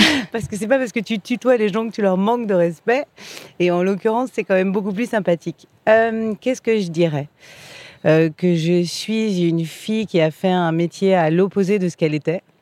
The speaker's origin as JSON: {"language": "French", "country": "France", "said": "Je suis une bonne française"}